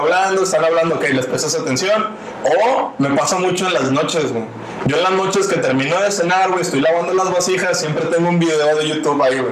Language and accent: Spanish; Nuevo León, Mexico; yo soy de Nuevo León, pero no soy de Monterrey